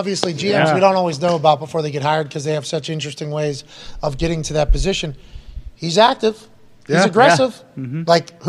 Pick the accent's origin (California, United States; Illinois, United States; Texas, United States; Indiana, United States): Texas, United States; So I should be from Ohio, but I'm from Texas. Same fucking thing of the South. The Ohio of the South, Texas is where I'm from.